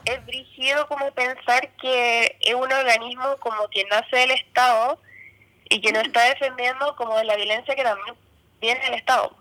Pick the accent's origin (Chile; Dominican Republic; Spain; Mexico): Chile; Chimbarongo, O'Higgins; now in Maipú, Chile; yo vivo en Maipú ahora, pero yo soy de Chimbarongo